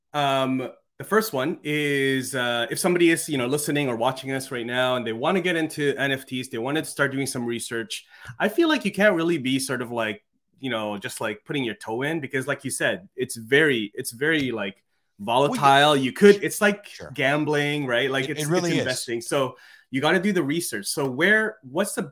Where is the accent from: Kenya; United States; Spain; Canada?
Canada; as a Canadian